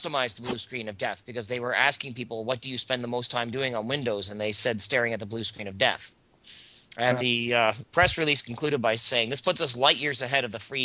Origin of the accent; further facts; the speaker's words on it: Canada; As a Canadian